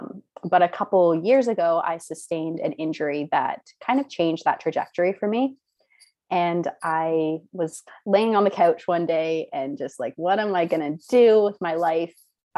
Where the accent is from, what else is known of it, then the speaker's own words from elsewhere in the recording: Canada; also born or lived in Caribbean; I'm from Canada, but I grew up in the Caribbean on a really small island.